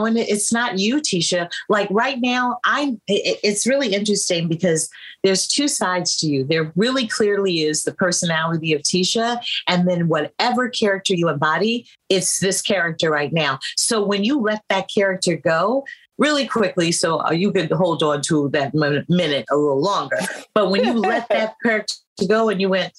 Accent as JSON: {"language": "English", "town": "San Francisco", "region": "California", "country": "United States", "tie": "born or raised there", "said": "growing up in San Francisco in the late 60s, early 70s"}